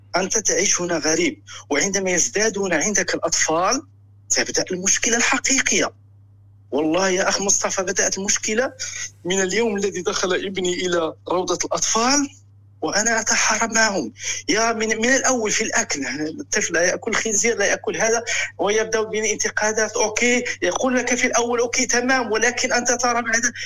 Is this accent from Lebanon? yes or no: no; Morocco; moved away as an adult; now in Germany; الاصل من المغرب